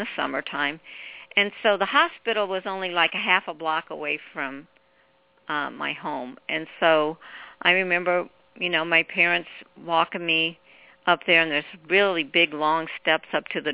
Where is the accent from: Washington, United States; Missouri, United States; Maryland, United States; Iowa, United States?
Missouri, United States; Cape Girardeau; moved away; my hometown of Cape Girardeau